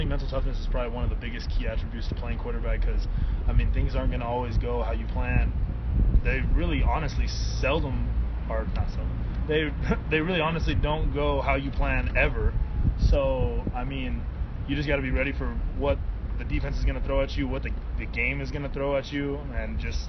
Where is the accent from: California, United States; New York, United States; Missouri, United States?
California, United States; Alameda; born there; There. Yeah, I was born in Alameda.